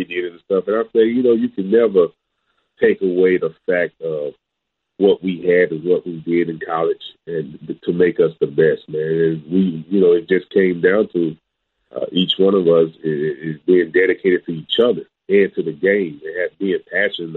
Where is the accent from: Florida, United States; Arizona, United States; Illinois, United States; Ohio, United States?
Florida, United States; Port St. Lucie; going to high school, playing in, you know, my hometown, Santa Lucia's at the time.